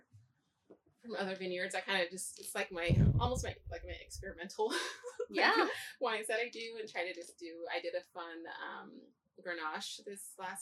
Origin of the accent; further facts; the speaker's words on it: Oregon, United States; growing up in Oregon, of course I'm environmentalist by birth here